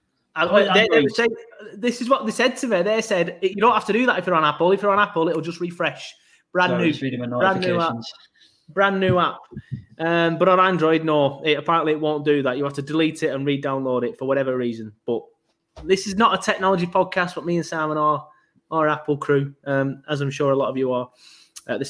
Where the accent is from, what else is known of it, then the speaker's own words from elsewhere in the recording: Burnley, North West England, United Kingdom; I'm from Burnley, so I'm elongating my vowels